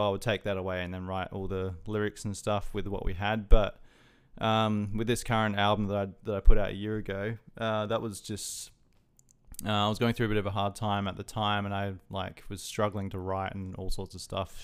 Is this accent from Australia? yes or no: yes; Adelaide, South Australia, Australia; moved away as an adult; now in Brisbane, Australia; I'm originally from Adelaide. I only moved up to Brisbane, uh, just over twelve months ago